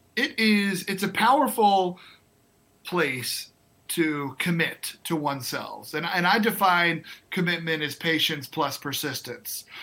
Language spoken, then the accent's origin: English; New York, United States; moved away as an adult; also born or lived in North Carolina / South Carolina; now in Twin Cities, United States; I'm born and raised in New York